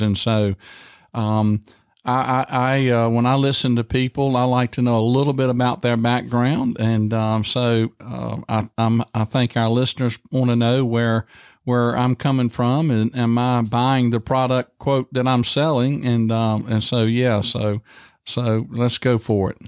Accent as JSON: {"language": "English", "area": "Tight Squeeze / Dry Fork", "region": "Virginia", "country": "United States", "tie": "born or raised there", "moved": "as an adult", "said": "I grew up there and we raised tobacco"}